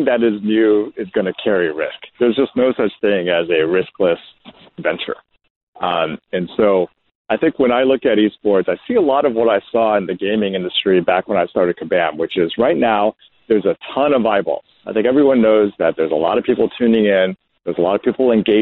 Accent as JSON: {"language": "English", "country": "United States", "said": "as an American owning and operating the sole franchise for Overwatch League"}